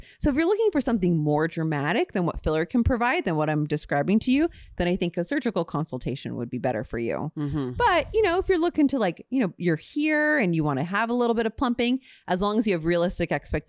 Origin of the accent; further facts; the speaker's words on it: Ontario, Canada; Just from Ontario. I'm a girl from Ontario.